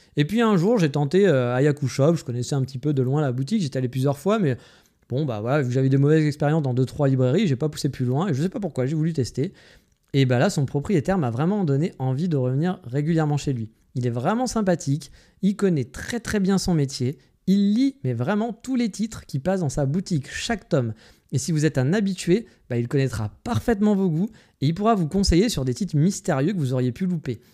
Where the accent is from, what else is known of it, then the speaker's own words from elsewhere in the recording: France; now in Kyoto, Japan; je suis français, que je vis au Japon à Kyoto